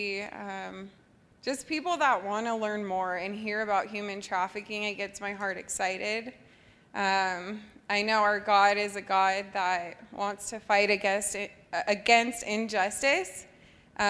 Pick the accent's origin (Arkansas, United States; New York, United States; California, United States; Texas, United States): California, United States; Los Alamitos; I grew up in Los Alamitos, which is about 10 minutes away from Seal Beach.